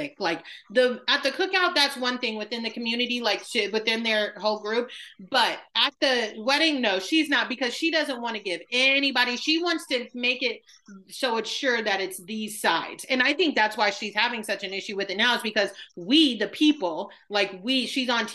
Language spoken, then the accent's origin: English; Midwest, United States; I'm from the Midwest